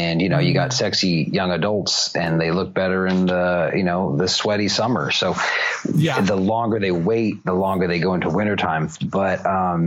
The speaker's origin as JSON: {"language": "English", "region": "California", "country": "United States", "said": "I'm from California"}